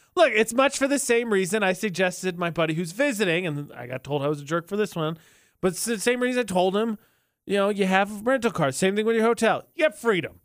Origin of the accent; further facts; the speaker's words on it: Indiana, United States; moved away; my hometown